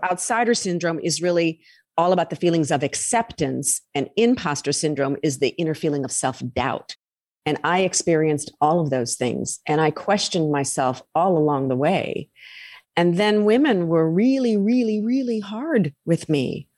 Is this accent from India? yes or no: no; United States; also born or lived in Tampa / Boston; I'm an American